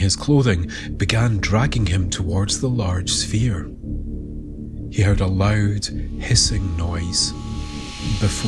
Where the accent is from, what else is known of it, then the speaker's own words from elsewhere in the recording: Scotland, United Kingdom; When I was growing up in Scotland in the 1970s